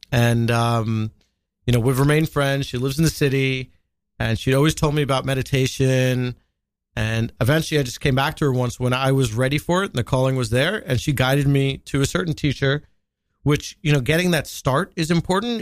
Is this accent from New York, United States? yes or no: yes; Long Island, New York, United States; also born or lived in Washington, D.C.; I grew up in Long Island, which is its own type of, uh, pressure cooker